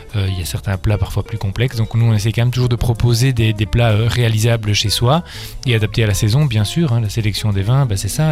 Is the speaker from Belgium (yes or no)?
yes; Belgium; En tant que Belge